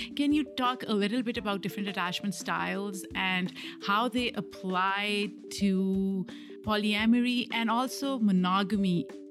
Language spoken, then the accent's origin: English; Pakistan; moved away; I grew up in a different country. I grew up in Pakistan